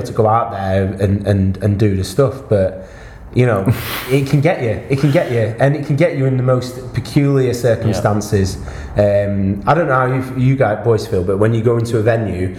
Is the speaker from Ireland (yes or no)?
no; Wales, United Kingdom; I'm from Wales